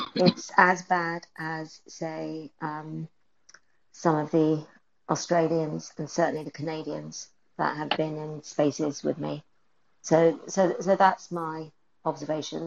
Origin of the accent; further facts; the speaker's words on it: England, United Kingdom; moved away; I'm I'm British, so I'm from Turf Island